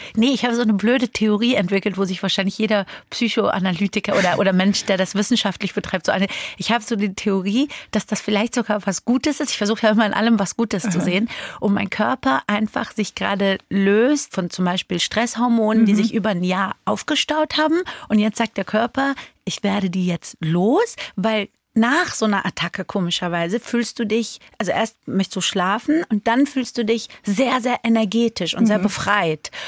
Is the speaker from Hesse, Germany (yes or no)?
yes; Frankfurt, Hesse, Germany; also born or lived in Iran; ich bin Iranerin, ich bin Frankfurterin